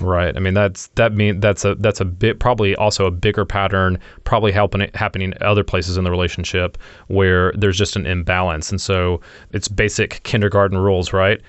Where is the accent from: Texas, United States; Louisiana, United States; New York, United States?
Louisiana, United States; now in Raleigh, United States; I lived in Louisi-, I grew up in Louisiana